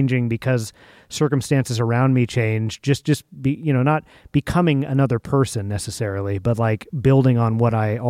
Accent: Santa Rosa, California, United States; I was born in Santa Rosa.

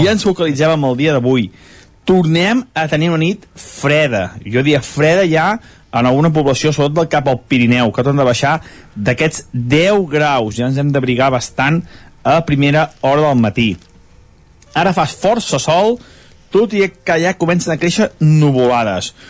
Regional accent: Sant Feliu de Codines, Catalonia, Spain; del nostre poble, del meu poble, de Sant Feliu

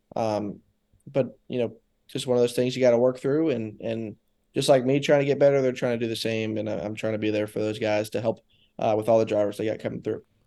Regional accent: Daytona Beach, Florida, United States; growing up there, it was, it was cool 'cause I got to skip a lot of school and go to a lot of races.

